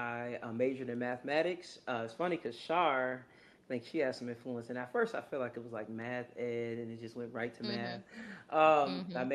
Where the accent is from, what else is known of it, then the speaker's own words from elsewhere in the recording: Racine, Wisconsin, United States; moved away as an adult; also born or lived in Alabama / Indiana; now in Atlanta, United States; I'm originally from Racine, Wisconsin.